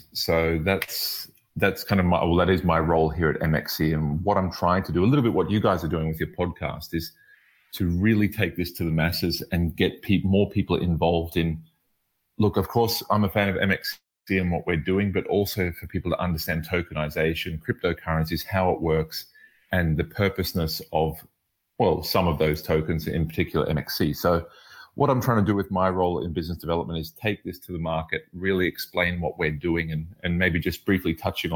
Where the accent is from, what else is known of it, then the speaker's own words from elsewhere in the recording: Australia; also born or lived in Middle East; now in Berlin, Germany; I'm originally from Australia